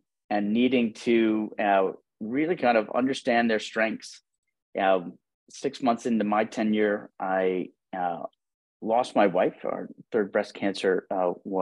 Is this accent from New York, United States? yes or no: yes; Buffalo, New York, United States; I'm from Buffalo, New York.